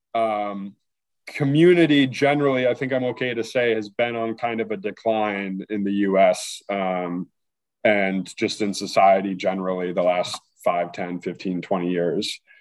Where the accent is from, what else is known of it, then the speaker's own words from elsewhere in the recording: North Hampton, New Hampshire, United States; also born or lived in Boston; I'm originally from Northampton, New Hampshire.